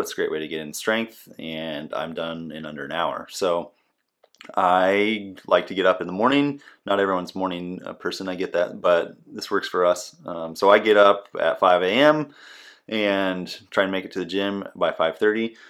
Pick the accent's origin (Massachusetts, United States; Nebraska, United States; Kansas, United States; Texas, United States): Nebraska, United States; moved away as an adult; also born or lived in Washington State / Okinawa, Japan; now in Des Moines, United States; I'm originally from Nebraska